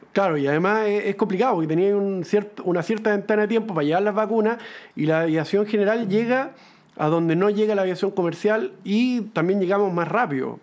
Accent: Chile; yo soy de Valle, ahí hay un club aéreo

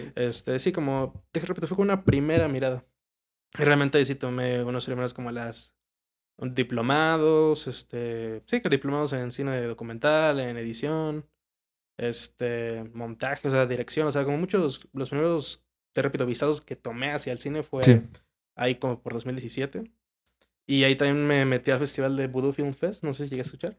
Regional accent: Villahermosa, Tabasco, Mexico; moved away as an adult; now in Mexico City, Mexico; me jalé a Tabasco toda la vida hasta la uni

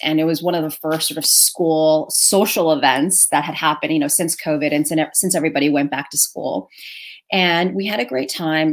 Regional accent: New York City, New York, United States; I am Chinese American, uh, born and raised in New York City, here in America

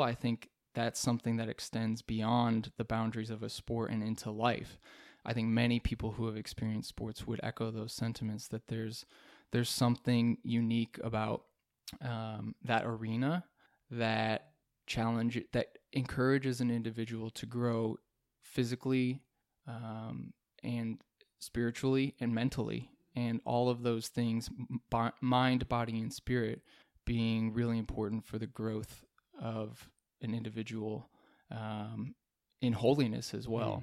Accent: Rochester, New York, United States; now in Texas, United States; I'm originally from Rochester, New York, which is upstate in the western part of the state

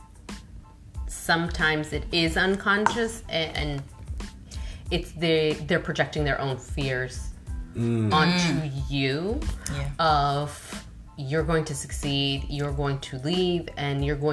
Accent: United States; I'm American

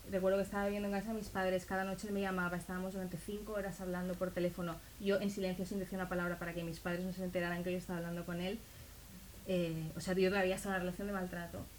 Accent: Israel; moved away; yo cuando salí de Israel yo no lo, no lo decidí yo. Digamos que mi familia decidió por mí, muy bien decidido, evidentemente es lo que tenía que pasar, pero yo no estaba convencida.

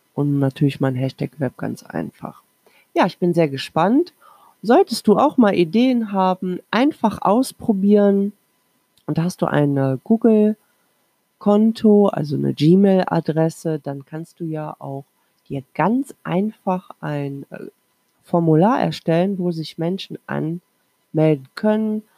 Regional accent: Krefeld, North Rhine-Westphalia, Germany; ich komme ja aus Krefeld, Nordrhein-Westfalen

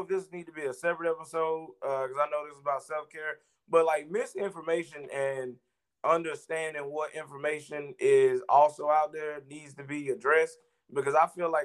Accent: South Georgia, United States; I'm from South Georgia

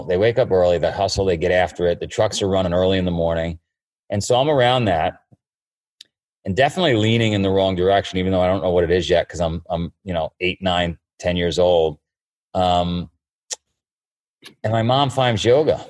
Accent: New York City, New York, United States; I grew up in Queens in a neighborhood called Howard Beach

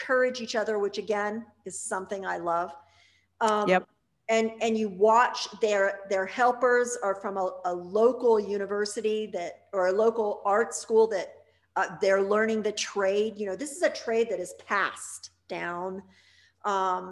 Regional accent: Pittsburgh, Pennsylvania, United States; I grew up outside of Pittsburgh, and that's a very glass area

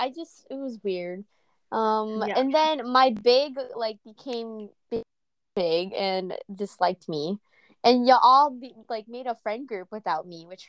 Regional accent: San Marcos, Texas, United States; Yeah, I'm from San Marcos. Like, I'm hours away.

